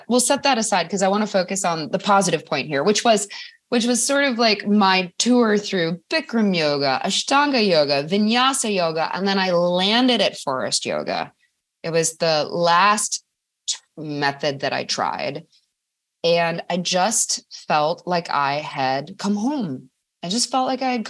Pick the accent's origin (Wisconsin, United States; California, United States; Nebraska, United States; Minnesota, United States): Wisconsin, United States; Madison; Madison, Wisconsin is my hometown